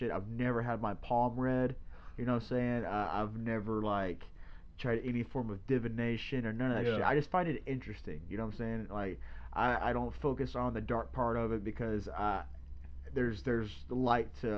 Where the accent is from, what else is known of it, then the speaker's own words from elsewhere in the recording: Louisiana, United States; We're both like. Born and raised in Louisiana